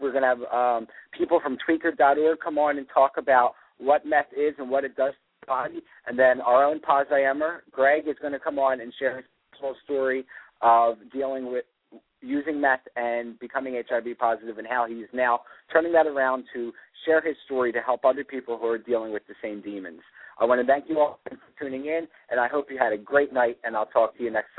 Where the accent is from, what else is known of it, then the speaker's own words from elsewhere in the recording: Philadelphia, Pennsylvania, United States; I shared my story of growing up in Philadelphia